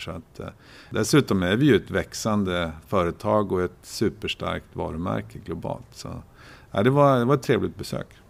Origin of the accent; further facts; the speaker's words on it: Oxelösund, Södermanland, Sweden; moved away as an adult; also born or lived in Linköping; jag är född och uppvuxen i Oxelösund